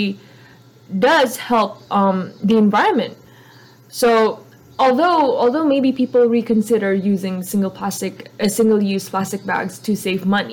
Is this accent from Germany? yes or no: no; Indonesia; I'm from Indonesia